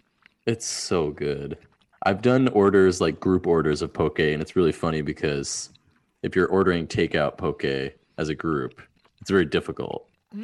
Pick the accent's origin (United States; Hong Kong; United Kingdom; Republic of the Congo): United States; New Hampshire; New Hampshire.